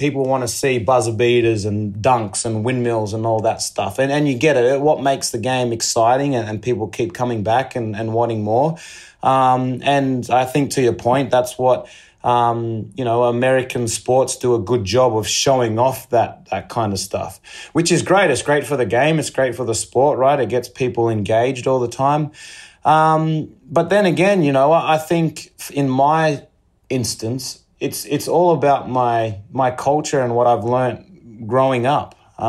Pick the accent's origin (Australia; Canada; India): Australia; it all goes back to identity and understanding who you are as an Australian, I think, and given my culture.